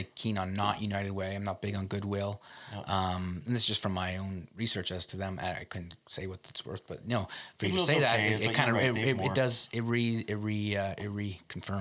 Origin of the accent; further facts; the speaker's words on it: Canada; as a Canadian, we talk a lot about public health care, and that means a lot to us